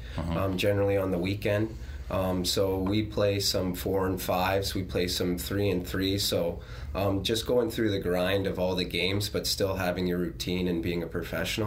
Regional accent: Calgary, Alberta, Canada; moved away as an adult; also born or lived in Cleveland / Denver / Texas; now in Kalamazoo, United States; I'm from Calgary, Alberta. I was fortunate enough to play there in junior and live at home.

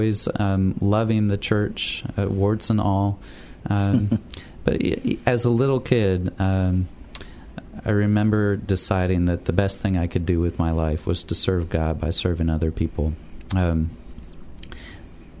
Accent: Ottumwa, Iowa, United States; moved away as an adult; also born or lived in Pittsburgh, Pennsylvania; now in San Antonio, United States; I grew up in a town of about 28,000, Ottumwa, Iowa.

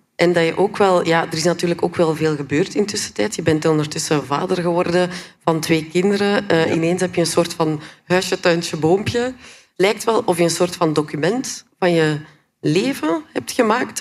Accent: West Flanders, Belgium; want ik ben zelf van het Seetje. Allee, het is te zeggen West-Vlaanderen

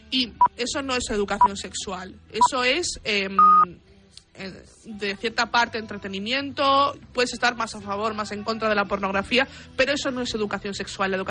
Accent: Buenos Aires, Argentina; en Cabá, que es donde, de donde yo soy, está hay un edificio que se llama La Casa Gran

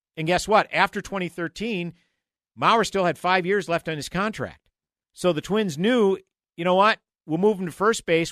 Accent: St. Paul, Minnesota, United States; moved away as an adult; someone who was born and raised in St. Paul and lived there the first 28 years of my life

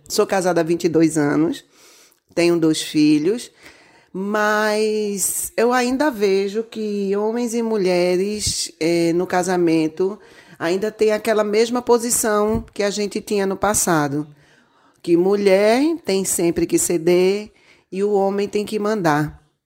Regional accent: Jaboatão dos Guararapes, Pernambuco, Brazil; sou aqui de Jaboatão dos Guararapes, Pernambuco

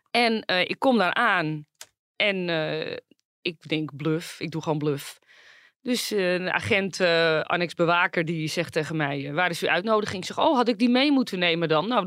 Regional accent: Netherlands; En ik kom helemaal uit Nederland.

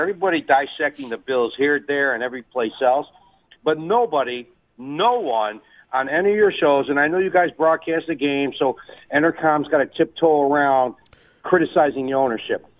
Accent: Buffalo, New York, United States; moved away; I'm from Buffalo originally.

